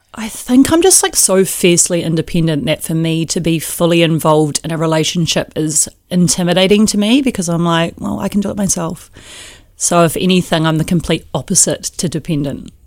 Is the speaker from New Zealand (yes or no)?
yes; Lower Hutt, Wellington, New Zealand; moved away as an adult; also born or lived in Auckland; I grew up in an area called Stokes Valley.